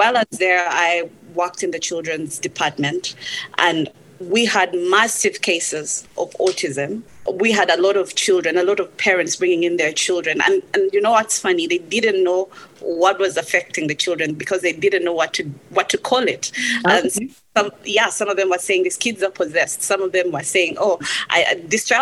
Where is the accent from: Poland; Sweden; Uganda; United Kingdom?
Uganda; moved away as an adult; I come from Uganda